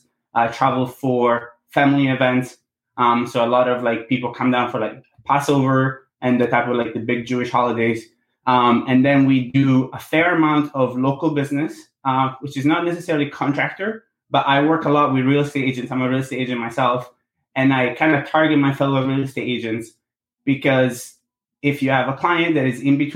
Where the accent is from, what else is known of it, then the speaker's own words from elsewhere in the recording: Sardinia, Italy; moved away; I was born and raised in Sardinia, Italy.